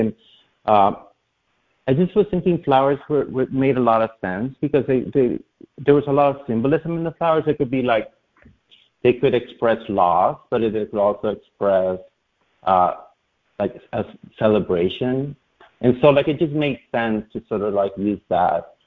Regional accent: Honduras; now in New York City, United States; I grew up in Latin America

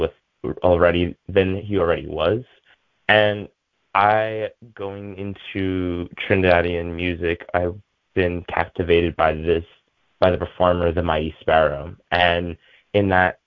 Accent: New York, United States; I was born here in New York

